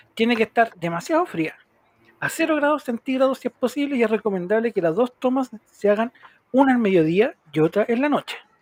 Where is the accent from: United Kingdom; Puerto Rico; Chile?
Chile; Aquí en Chile